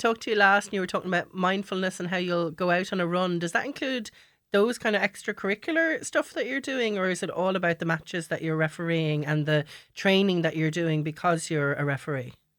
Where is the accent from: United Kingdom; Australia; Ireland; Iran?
Ireland; as Irish people